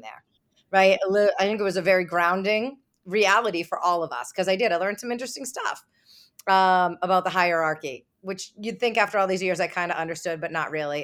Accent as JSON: {"language": "English", "town": "Boston", "region": "Massachusetts", "country": "United States", "said": "I'm from Boston"}